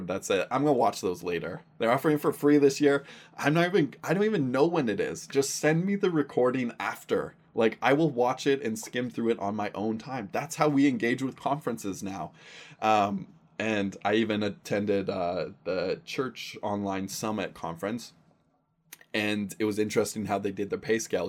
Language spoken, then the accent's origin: English; Surrey, British Columbia, Canada; I grew up in Surrey, B C.